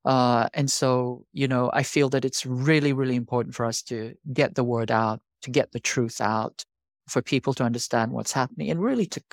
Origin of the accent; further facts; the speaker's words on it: South Korea; I'm a South Korean. I grew up in South Korea, and I lived through three military dictatorships